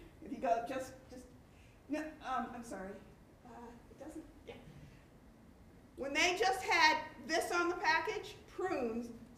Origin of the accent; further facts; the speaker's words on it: Cleveland, Ohio, United States; I'm from Cleveland, Ohio.